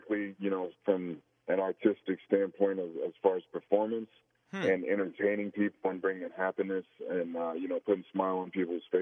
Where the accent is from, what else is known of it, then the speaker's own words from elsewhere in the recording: the Florida Panhandle, United States; we grew up in the South, you know, and if you grew up down in, you know, the panhandle of Florida, there's not much else